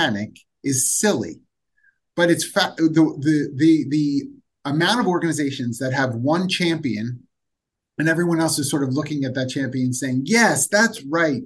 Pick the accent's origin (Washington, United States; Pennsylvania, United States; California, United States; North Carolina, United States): Pennsylvania, United States; Philadelphia; I'm from Philadelphia